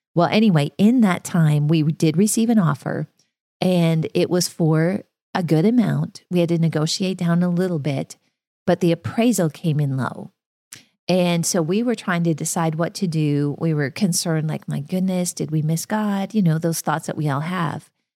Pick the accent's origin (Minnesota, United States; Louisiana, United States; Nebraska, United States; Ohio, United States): Minnesota, United States; moved away; So I grew up in Minnesota in farm country